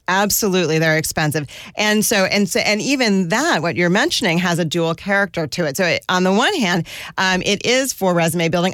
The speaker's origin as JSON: {"language": "English", "region": "suburbs around New York", "country": "United States", "tie": "born or raised there", "also_born_or_lived": "northern New Jersey / Westchester", "said": "I grew up, uh, in different suburbs around New York. My dad lived in northern New Jersey and my mom lived in Westchester, and I commuted to the Bronx for school"}